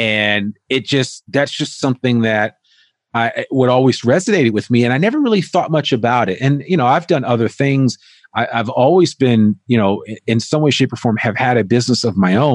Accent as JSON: {"language": "English", "region": "northern New Jersey", "country": "United States", "tie": "born or raised there", "said": "I grew up right outside of New York City in northern New Jersey"}